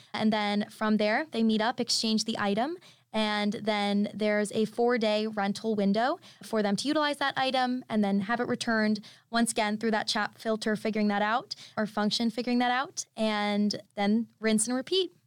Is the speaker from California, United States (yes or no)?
no; Orlando, Florida, United States; I'm originally from Orlando, Florida